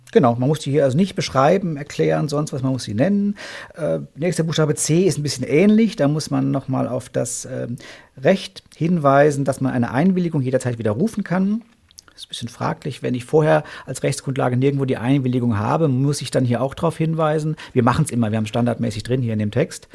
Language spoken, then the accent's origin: German; Paderborn, North Rhine-Westphalia, Germany; hier direkt in meiner Heimatstadt